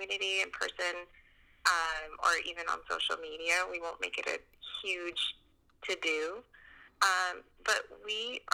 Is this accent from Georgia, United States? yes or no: yes; Columbus, Georgia, United States; moved away as an adult; I grew up in Georgia, in Columbus, Georgia, and been there pretty much my whole life until I graduated high school